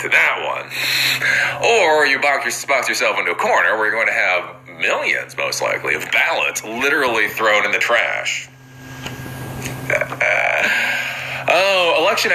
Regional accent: Maryland, United States; Maryland, my home state

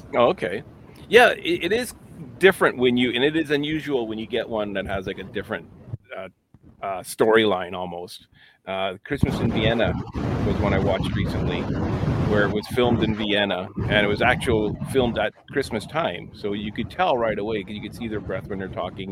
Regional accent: Winnipeg, Manitoba, Canada; it's in my hometown

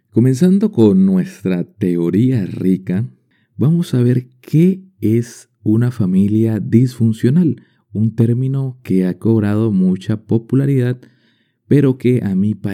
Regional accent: Colombia; como colombiano quería dar mi opinión al respecto sobre una película inspirada en mi país.

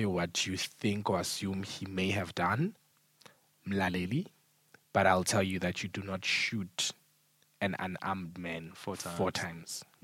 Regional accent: South Africa; I grew up in Mikukwini, I mean, I, I grew up in mm. Mzabalazweni. So when you grew up in Mzabalazweni, there were like five or six shacks

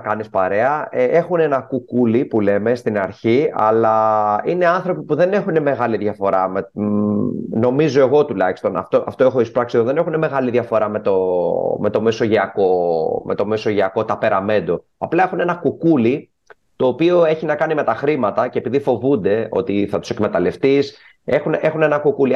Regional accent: Greece; moved away as an adult; now in United Arab Emirates; όταν ήμουν μικρό στην Ελλάδα, είμαι γεννημένο το 85

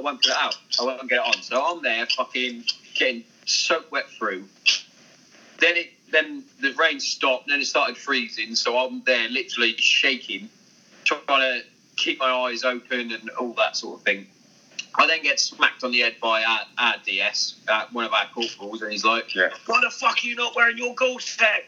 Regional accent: Hereford, West Midlands, United Kingdom; I'm originally from Hereford

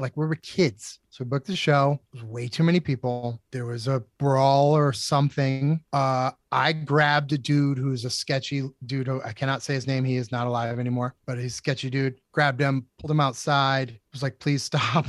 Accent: Methuen, Massachusetts, United States; also born or lived in Lawrence, Massachusetts / Mission Hill, Boston; now in Dracut, United States; I was born in Methuen, technically, and then I lived in Lawrence for a couple years until I was, like, first grade, and then I moved to Methuen

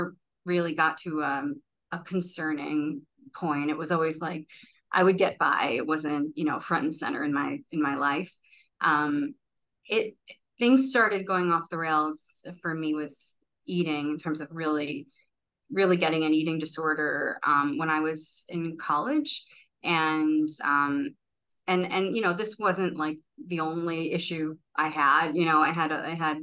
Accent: New York City, New York, United States; I'm born and raised in Brooklyn

